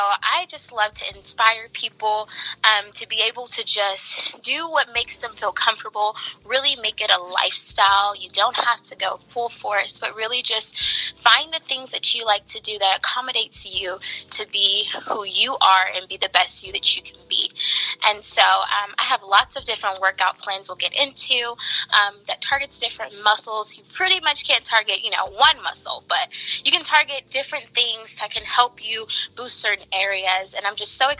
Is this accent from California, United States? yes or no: yes; the Bay Area, California, United States; I am from the Bay Area in California